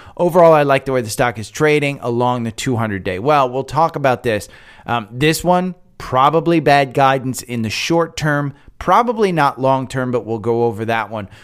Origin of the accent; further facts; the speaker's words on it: United States; now in Atlanta, United States; I'm from Jersey, from New York